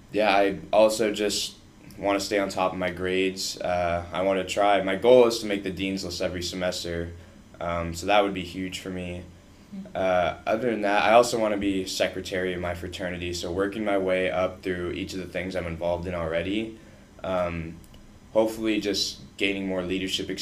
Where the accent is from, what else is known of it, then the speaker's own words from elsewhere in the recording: Bloomington, Illinois, United States; moved away as an adult; also born or lived in Texas; now in Columbia, United States; Everyone in my town went to ISU because I was from Bloomington Normal